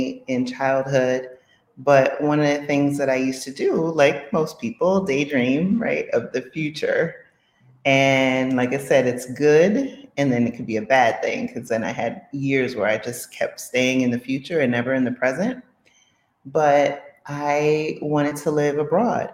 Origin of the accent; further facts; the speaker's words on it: New York City, New York, United States; moved away; When I was a kid, I grew up in the Bronx in Co-op City